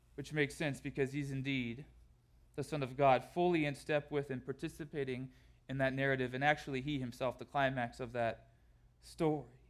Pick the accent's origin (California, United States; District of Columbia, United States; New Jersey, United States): California, United States; Southern; moved away; growing up in Southern California